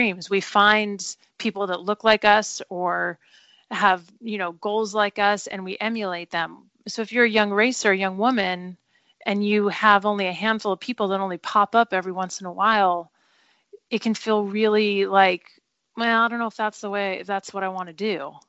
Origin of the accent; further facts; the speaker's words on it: Southern California, United States; I grew up in Southern California